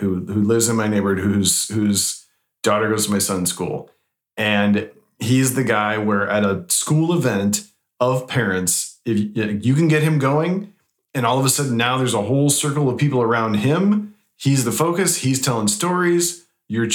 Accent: Iowa, United States; also born or lived in Minnesota; now in California, United States; I grew up in Iowa and had a great family.

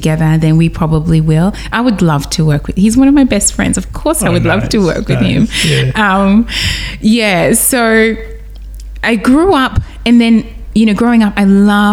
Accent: Newcastle, New South Wales, Australia; now in Sydney, Australia; growing up in Newcastle

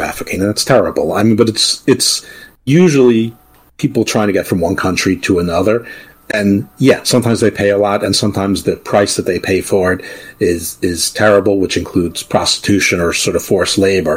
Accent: New York, United States; moved away; also born or lived in Baltimore; I grew up in New York, not too far out of the city

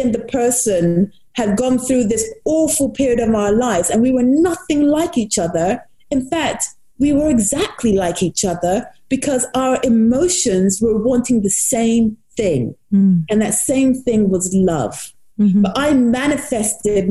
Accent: United States; When I was younger, I grew up in the United States

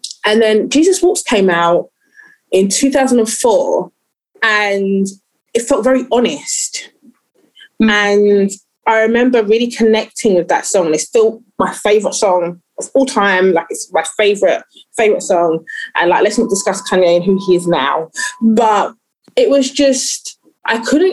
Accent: London, United Kingdom; I grew up in East London

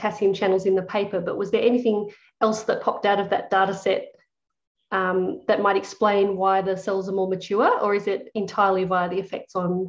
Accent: Australia; moved away as an adult; also born or lived in United Kingdom; I was going from Australia to the UK.

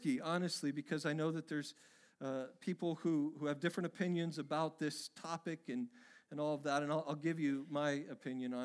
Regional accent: Oregon, United States; my home state of Oregon

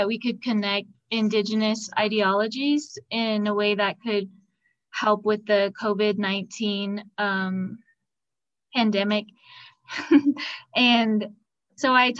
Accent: Low Mountain, Arizona, United States; I am from Low Mountain, Arizona, located in the Central Agency of the Navajo Nation

